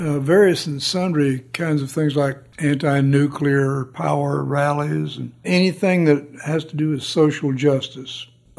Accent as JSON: {"language": "English", "region": "Southern United States", "country": "United States", "tie": "born or raised there", "said": "And growing up in the South, I had a lot of baggage to unload"}